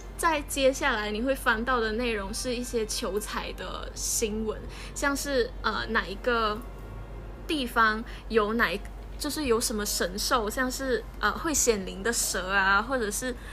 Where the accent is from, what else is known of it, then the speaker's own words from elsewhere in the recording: Kuching, Sarawak, Malaysia; moved away as an adult; also born or lived in Taipei, Taiwan; 我们就生在马来西亚，然后我们是在古晋出生的，我们一直都在这里长大，然后也接受这边的教育，嗯，小学的时候我们是，呃，华小，就是华董办的